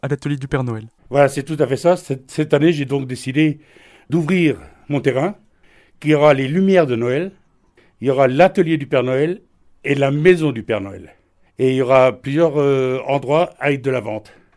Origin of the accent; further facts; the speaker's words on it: Sélestat, Grand Est, France; je suis de Célestat